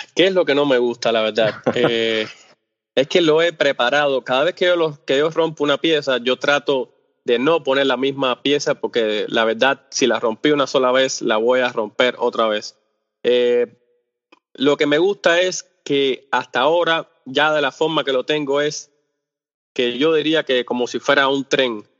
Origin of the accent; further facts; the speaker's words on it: Cuba; first language Spanish; el español es mi, idioma eh, principal, porque yo soy cubano.